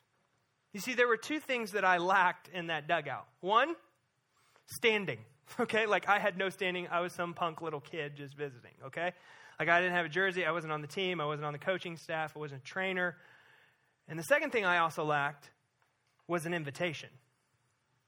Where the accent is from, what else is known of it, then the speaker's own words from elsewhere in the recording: Missouri, United States; moved away; growing up in Missouri as a kid